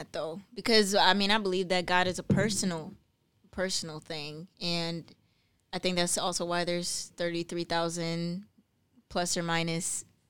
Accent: Bloomfield Hills, Michigan, United States; Bloomfield Hills.

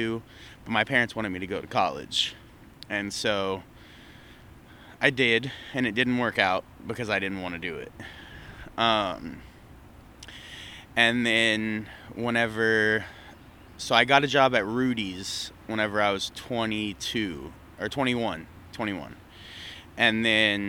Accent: between Seguin and New Braunfels, Texas, United States; also born or lived in Galveston, Texas; I grew up in between Seguin and New Braunfels, which is in between Austin and San Antonio. It's two small towns. Spent my whole childhood there.

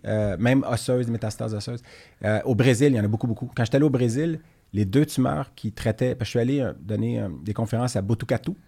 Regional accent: Laval, Quebec, Canada; je viens de Laval, puis euh, quand j'étais jeune

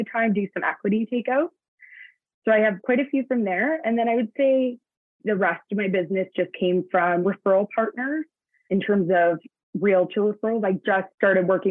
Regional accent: Hamilton, Ontario, Canada; now in Brantford, Canada; I was born and raised in Hamilton, Ontario

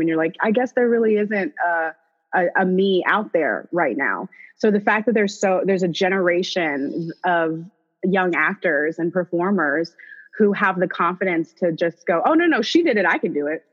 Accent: Orlando, Florida, United States; now in Los Angeles, United States; I'm from O Town, the big 407

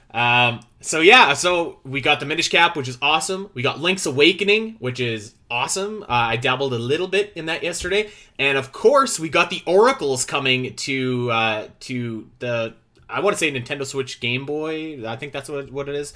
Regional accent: Canada; I'm Canadian

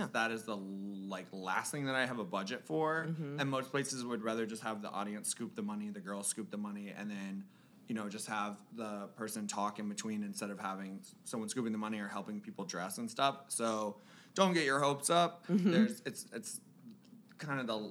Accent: Florida, United States; I'm from Florida

